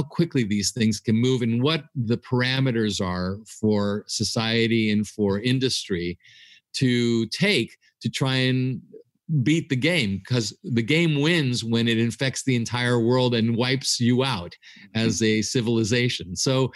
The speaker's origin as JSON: {"language": "English", "country": "United States", "tie": "born or raised there", "said": "my wife and I are Greek Americans, meaning we're born and raised in the United States, but our parents came from Greece"}